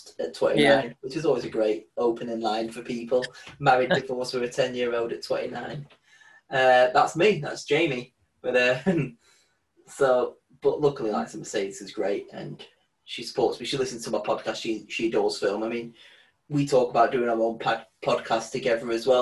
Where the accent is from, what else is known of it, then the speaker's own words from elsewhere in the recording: Blackpool, North West England, United Kingdom; I grew up in Grange Park, and I used to go to Carlton C of E.